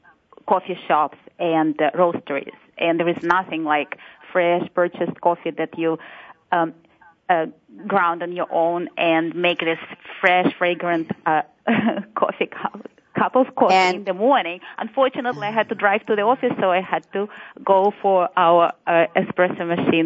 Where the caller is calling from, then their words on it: Palo Alto, California, United States; I'm calling from Palo Alto, but in California, of course